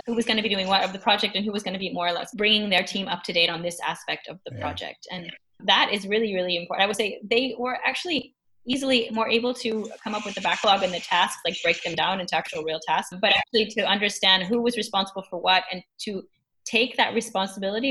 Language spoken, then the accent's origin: English; United States; now in Germany; I'm American